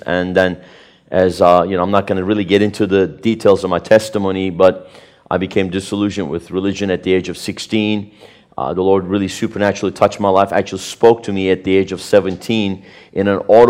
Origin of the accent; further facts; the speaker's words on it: Turkey; born there; But, you know, I was born in Turkey in 1970 into a Sunni Muslim family, as many of you know.